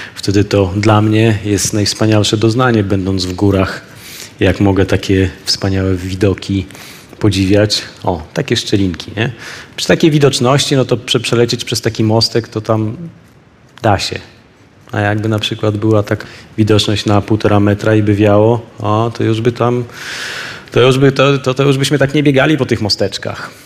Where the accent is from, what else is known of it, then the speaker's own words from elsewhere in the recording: Poland; z Polski